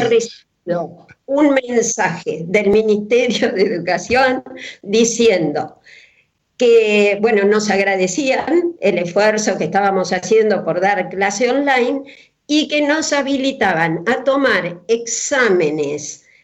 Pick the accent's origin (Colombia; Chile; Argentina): Argentina; Coronel Suárez, Buenos Aires Province; Yo a los 10 años me fui una vez al hospital de Suárez, donde yo nací